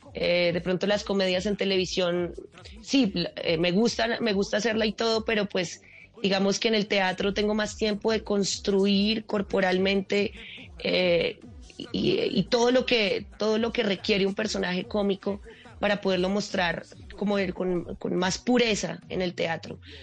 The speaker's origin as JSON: {"language": "Spanish", "town": "Manizales", "region": "Caldas", "country": "Colombia", "also_born_or_lived": "Bogotá", "moved": "as an adult", "said": "yo soy de Manizales"}